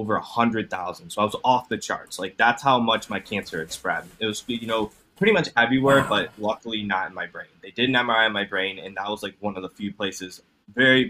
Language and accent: English; Cleveland, Ohio, United States; I'm from Cleveland, Ohio